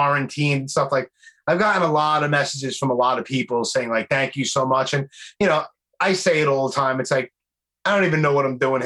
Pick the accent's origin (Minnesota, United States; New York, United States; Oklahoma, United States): New York, United States; New York City; accent: Brooklyn; my stupid Brooklyn accent